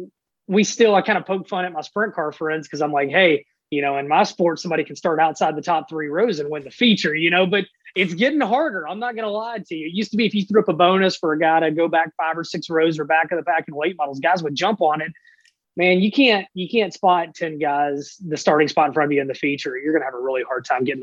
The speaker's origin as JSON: {"language": "English", "town": "Memphis", "region": "Tennessee", "country": "United States", "tie": "born or raised there", "said": "growing up in Memphis"}